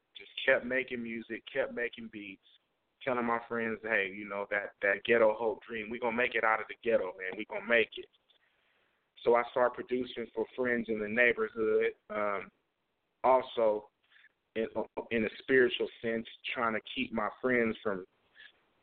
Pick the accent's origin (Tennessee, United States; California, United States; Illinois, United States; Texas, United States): California, United States; Oakland; moved away; also born or lived in Vallejo, California; growing up, I'm from Oakland, California